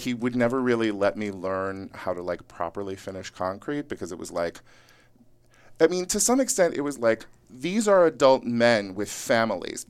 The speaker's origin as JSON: {"language": "English", "town": "Yuba City", "region": "California", "country": "United States", "tie": "born or raised there", "moved": "yes", "lives_now": "Los Angeles, United States", "said": "I grew up in rural Northern California"}